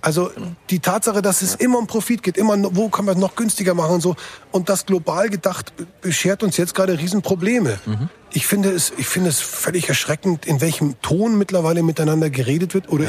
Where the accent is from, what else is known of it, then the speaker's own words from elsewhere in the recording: Bavaria, Germany; ich bin hier als Bayer in Bayern angetreten